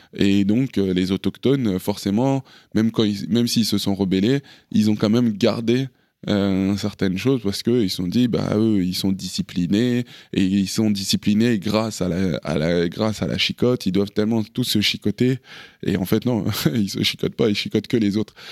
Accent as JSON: {"language": "French", "country": "France", "tie": "born or raised there", "also_born_or_lived": "Paris, France / Kinshasa, Democratic Republic of the Congo", "said": "j'ai grandi, euh, entre la France et le Congo. Je suis né à Paris"}